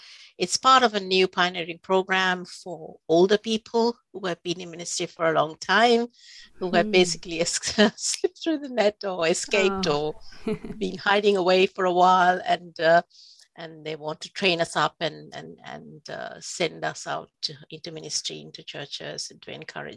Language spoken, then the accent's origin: English; Sri Lanka; first language Sinhala; English is a second language; moved away as an adult; now in United Kingdom; I was raised in Sri Lanka, as I said earlier. I was bilingual, so I spoke Sinhala, is my mother tongue